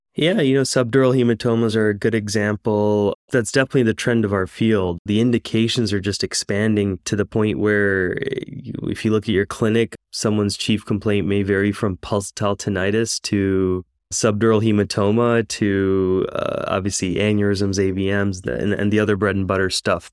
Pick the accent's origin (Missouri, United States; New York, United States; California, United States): New York, United States; moved away as an adult; now in Houston, United States; I was actually born and raised in New York